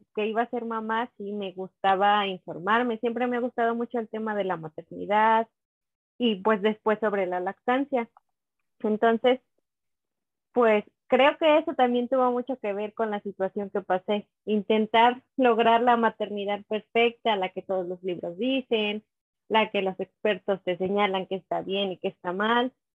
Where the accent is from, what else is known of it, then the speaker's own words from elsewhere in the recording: Teocelo, Veracruz, Mexico; yo soy de Teocelo, Veracruz, es un pueblito